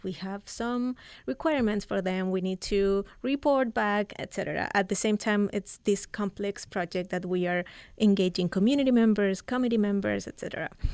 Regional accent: Chile; moved away as an adult; also born or lived in Central Coast, California; now in United States; I'm from Chile. I moved here eight years ago

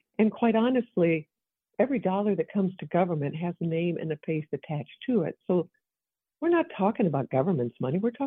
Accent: Evansville, Indiana, United States; I come from the Evansville area.

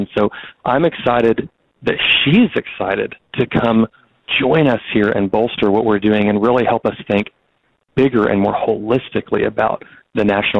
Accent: Bentonville, Arkansas, United States; This is my hometown. I went to Bentonville High School. I've been here my whole life, except for leaving for a few years for college. And I want to live in Northwest Arkansas.

